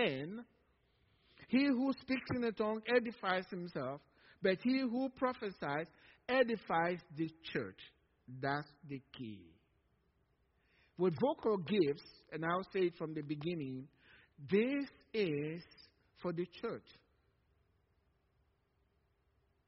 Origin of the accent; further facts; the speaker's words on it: Nigeria; now in Cypress, TX, United States; from Nigeria